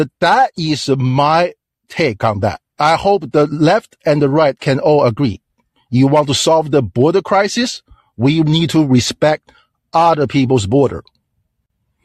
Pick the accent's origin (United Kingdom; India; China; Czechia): China; English is a second language; now in United States; I'm from China